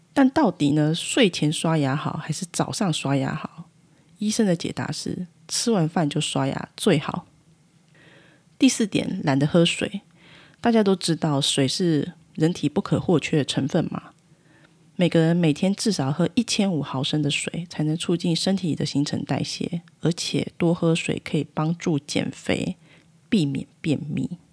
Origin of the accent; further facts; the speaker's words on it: Taiwan; 我们台湾人民